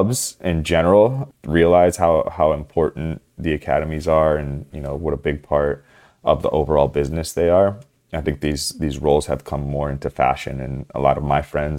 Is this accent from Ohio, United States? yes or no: yes; Cleveland, Ohio, United States; moved away as an adult; also born or lived in San Jose; now in Toronto, Canada; I was born and raised in Cleveland, Ohio. Lived there until I went off to college